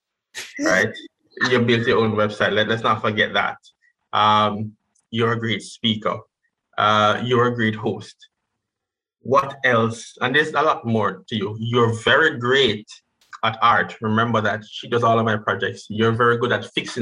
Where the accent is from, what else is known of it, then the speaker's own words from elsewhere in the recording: Jamaica; being a Jamaican